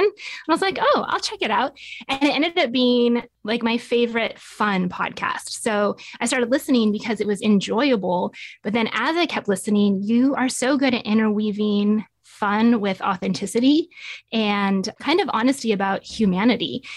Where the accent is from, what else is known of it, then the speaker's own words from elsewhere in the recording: Nevada, United States; moved away as an adult; now in Tulsa, United States; So, I grew up in Nevada and moved out to Tulsa about twelve years ago